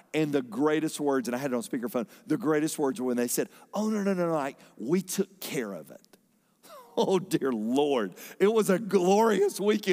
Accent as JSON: {"language": "English", "town": "Fayetteville", "country": "United States", "tie": "born or raised there", "moved": "yes", "said": "from Fayetteville, from where I grew up"}